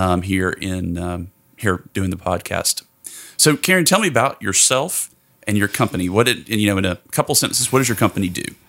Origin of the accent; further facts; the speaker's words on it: Tennessee, United States; moved away; my home state of Tennessee